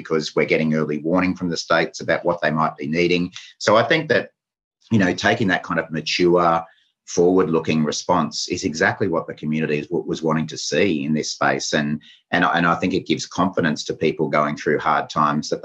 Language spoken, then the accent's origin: English; Queensland, Australia; as a Queenslander